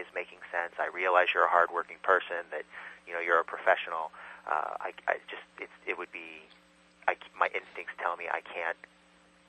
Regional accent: California, United States; moved away as an adult; also born or lived in Illinois / San Francisco / New York; now in Brooklyn, United States; I was born in Illinois, but I grew up in California.

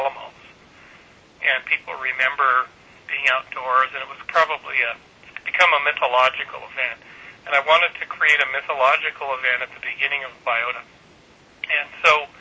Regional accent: Kamloops, British Columbia, Canada; moved away; I was raised in Kamloops, British Columbia

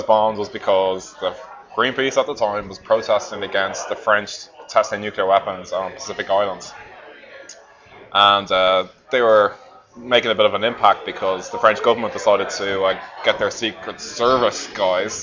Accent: near Drogheda, Leinster, Ireland; now in Christchurch, New Zealand; Drogheda, which is where I'm from in Ireland. Well, not too far from where I'm from

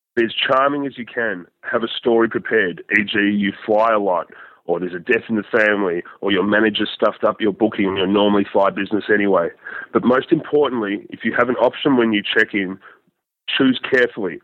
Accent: Australia; I'm an Australian

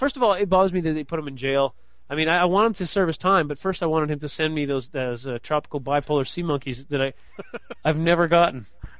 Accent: Canada; also born or lived in Vancouver; she found out I was from Canada.

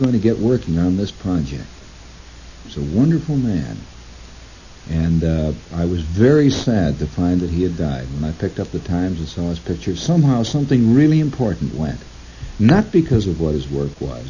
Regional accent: Middle West, Midwest, United States; moved away; I'm the bumpkin from the Middle West

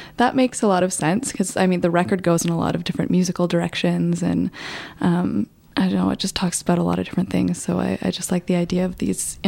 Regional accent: Toronto, Ontario, Canada; moved away as an adult; now in Montreal, Canada; I've been living in Montreal for about 7 years, but I'm initially from Toronto

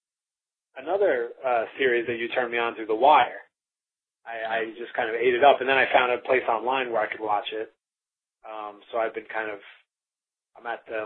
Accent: Long Island, New York, United States; moved away as an adult; also born or lived in Bay Area, California; now in San Francisco Bay Area, United States; I'm from New York

